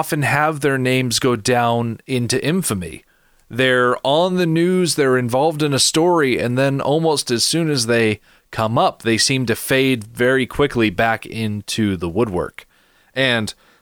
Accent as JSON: {"language": "English", "country": "United States", "said": "I am an American"}